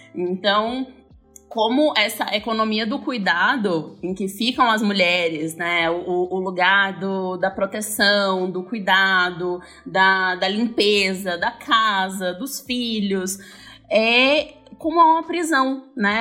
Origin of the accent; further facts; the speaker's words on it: Northeast Region, Brazil; moved away; eu sou nordestina